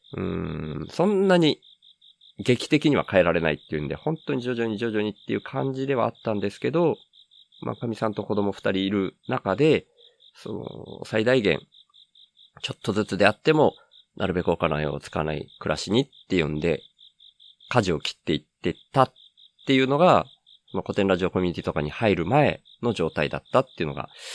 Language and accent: Japanese; Miyazaki, Japan; also born or lived in Kanto / Tokyo; 関東から離れるのが、その会社がほぼなくなるみたいな感じになったのがきっかけだったんですけど、地元の宮崎に帰ってきて